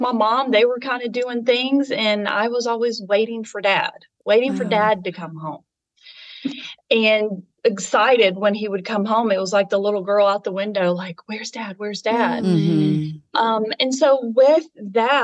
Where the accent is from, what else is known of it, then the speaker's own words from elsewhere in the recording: Nashville, Tennessee, United States; I was born and raised in Nashville, Tennessee